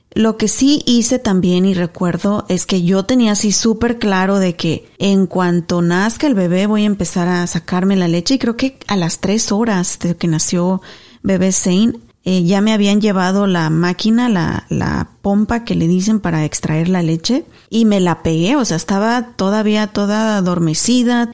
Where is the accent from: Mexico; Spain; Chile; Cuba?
Mexico; also born or lived in Garland, Texas; now in United States; mi gente linda de México, mis paisanos, mi pueblo, mi tierra